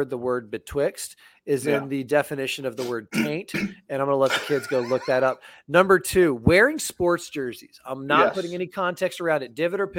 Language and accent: English; Fairfax, Virginia, United States; born there; I was born in Washington or right outside of Washington, D.C. in Fairfax, Virginia.